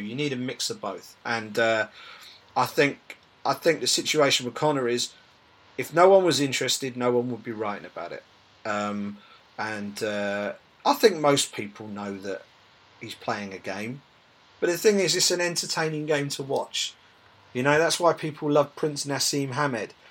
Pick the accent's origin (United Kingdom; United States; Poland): United Kingdom; as British MMA fans